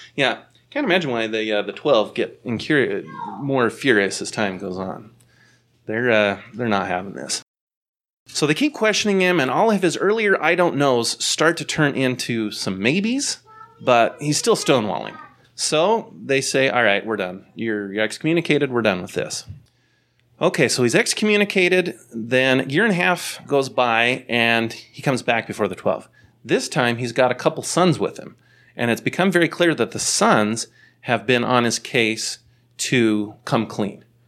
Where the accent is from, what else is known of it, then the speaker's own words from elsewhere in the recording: Bountiful, Utah, United States; I'm from Bountiful